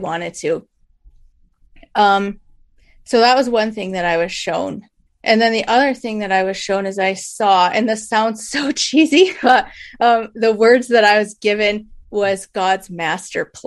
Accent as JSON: {"language": "English", "region": "Michigan", "country": "United States", "tie": "born or raised there", "said": "I was born and raised in Michigan"}